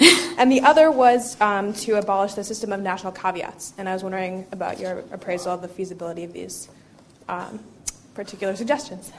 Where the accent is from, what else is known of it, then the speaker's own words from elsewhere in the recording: United States; moved away; I'm also from the United States